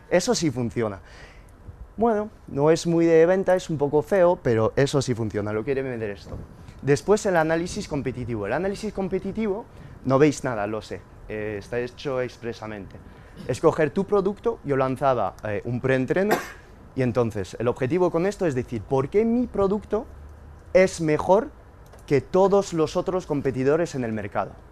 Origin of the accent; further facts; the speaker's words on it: Spain; porque soy español y en mi pasaporte ponen